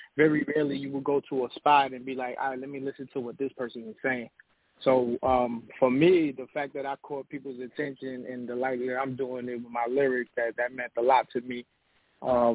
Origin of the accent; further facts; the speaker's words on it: New York, United States; now in Atlanta, United States; Originally from New York, BX Borough, BX